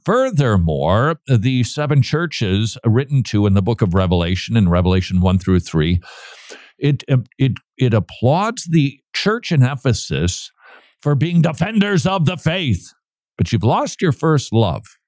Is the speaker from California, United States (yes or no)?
no; St. Paul, Minnesota, United States; moved away; last time I visited my hometown, downtown St. Paul was looking a little bit, um, let's just say, neglected.